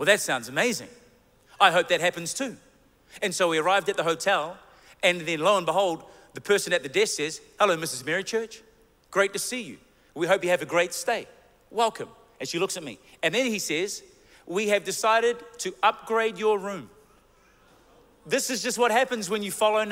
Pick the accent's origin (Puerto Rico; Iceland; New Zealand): New Zealand; we're from New Zealand